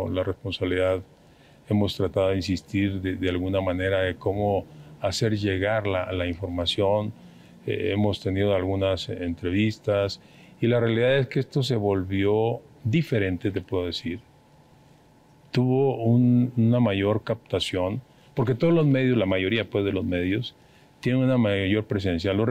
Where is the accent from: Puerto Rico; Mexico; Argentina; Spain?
Mexico; Los que vamos a perder son los mexicanos, somos los mexicanos.